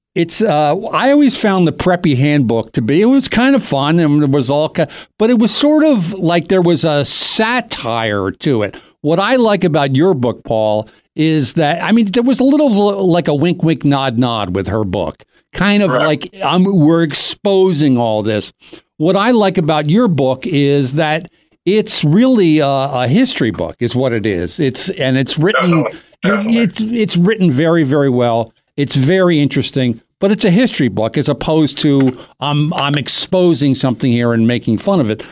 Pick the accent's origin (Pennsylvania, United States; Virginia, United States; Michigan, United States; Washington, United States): Pennsylvania, United States; Doylestown; from Doylestown